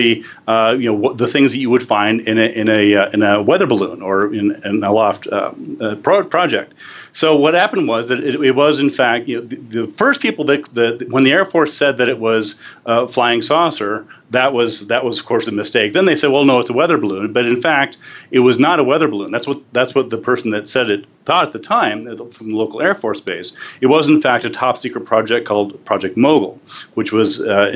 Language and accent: English; New Mexico, United States; Dulce, New Mexico, which is in my home state